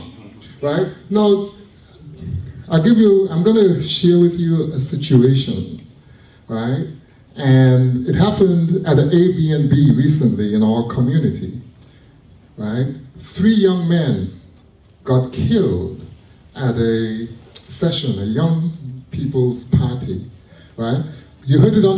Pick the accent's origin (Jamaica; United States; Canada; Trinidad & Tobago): Canada; Toronto, Ontario; I'm from Jane and Finch. I'm an OG from Jane and Finch